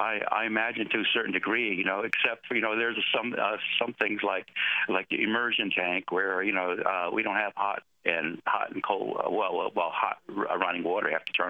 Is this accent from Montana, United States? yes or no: yes; Browning, Montana, United States; also born or lived in Japan; I was born in Japan on an army base, you know, and that's where it all started. But I'm originally from Montana, from Browning. That's where my mother comes from, you know, so.